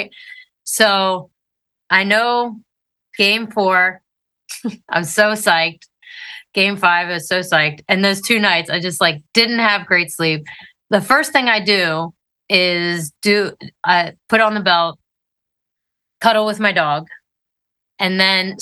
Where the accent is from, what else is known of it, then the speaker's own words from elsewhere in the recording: Northern Maryland, United States; I grew up Northern Maryland, way up near the Mason-Dixon line